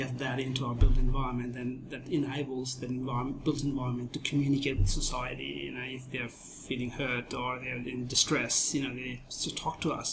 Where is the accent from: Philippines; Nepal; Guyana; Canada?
Nepal; moved away as an adult; also born or lived in India / Thailand / Japan; now in Australia; I was born and bred in Nepal